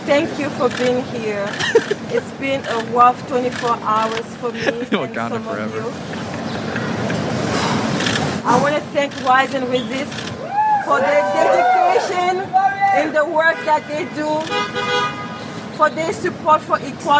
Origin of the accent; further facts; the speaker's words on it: Republic of the Congo; now in United States; Right now, I am from the Republic of Congo. I came in this country in 1994.